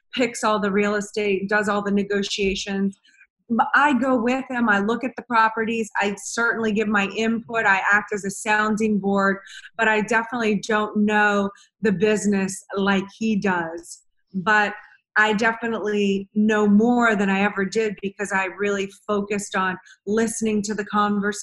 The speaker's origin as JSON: {"language": "English", "town": "New Orleans", "region": "Louisiana", "country": "United States", "tie": "born or raised there", "also_born_or_lived": "Madrid, Spain", "said": "I grew up in New Orleans, Louisiana"}